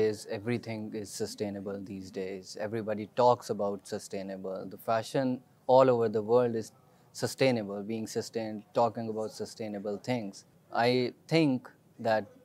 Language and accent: English; Sialkot, Punjab, Pakistan; I'm from Sialkot